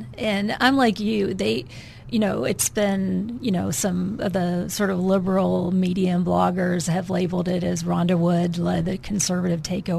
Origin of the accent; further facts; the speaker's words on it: Wisconsin, United States; now in Arkansas, United States; From Wisconsin.